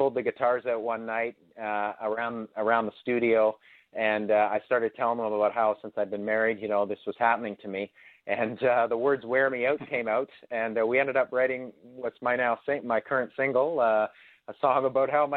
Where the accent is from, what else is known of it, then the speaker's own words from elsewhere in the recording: Ferguson, Ontario, Canada; coming from my hometown of Ferguson, Ontario